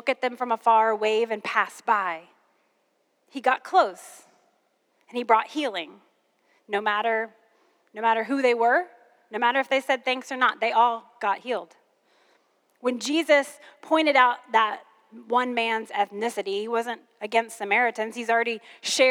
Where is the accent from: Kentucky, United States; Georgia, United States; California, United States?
Kentucky, United States; I'm originally from Kentucky